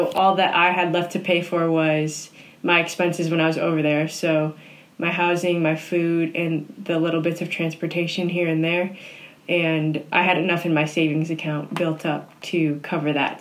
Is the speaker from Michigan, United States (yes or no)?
no; suburb northwest of Chicago, Illinois, United States; moved away as an adult; also born or lived in Steubenville, Ohio; live about an hour outside of Chicago in a little suburb in the northwest. It has about forty five thousand people in it, so it's actually not that little, but yeah. it is my hometown